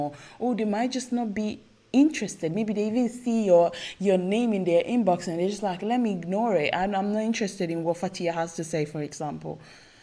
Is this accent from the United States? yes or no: no; Italy; English is a second language; I was born in Italy, I'm not Italian, like, proper, but I was born and raised in Italy